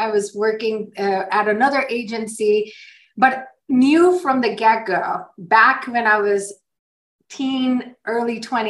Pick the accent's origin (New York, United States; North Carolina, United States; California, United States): North Carolina, United States; Sparta; I'm Indian too, but I grew up here. I grew up in a small town called Sparta, North Carolina.